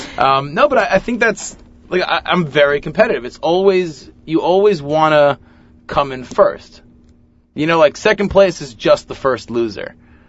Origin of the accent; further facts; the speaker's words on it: Lawrence, New York, United States; I went to the Hebrew Academy of Long Beach. I grew up in Lawrence.